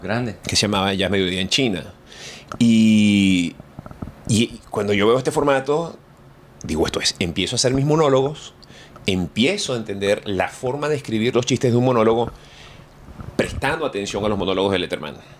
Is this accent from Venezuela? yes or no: yes; Venezuela; moved away as an adult; now in Miami, United States; yo salí de Venezuela